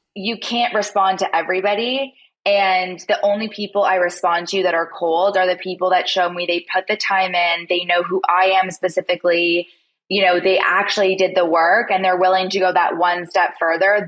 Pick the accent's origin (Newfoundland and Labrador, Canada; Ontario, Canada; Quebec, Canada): Ontario, Canada; Toronto; moved away; I'm actually from Toronto, Canada